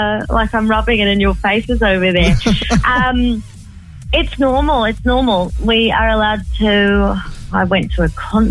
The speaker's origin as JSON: {"language": "English", "town": "Chain Valley Bay", "region": "New South Wales", "country": "Australia", "moved": "as an adult", "lives_now": "New Zealand", "said": "I'm from Chain Valley Bay"}